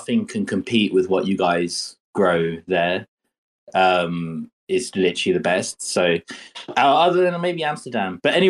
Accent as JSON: {"language": "English", "region": "England", "country": "United Kingdom", "said": "Maybe this is me being English."}